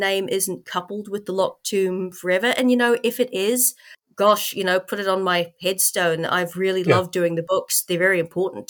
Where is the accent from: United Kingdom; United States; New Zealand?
New Zealand; North Island of New Zealand; moved away; I grew up in the North Island of New Zealand.